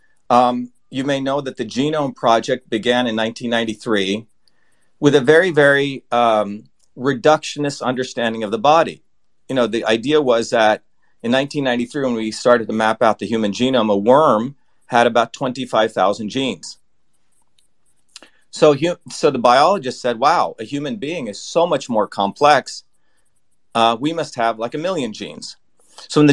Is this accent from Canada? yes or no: no; India; now in United States; I grew up originally in India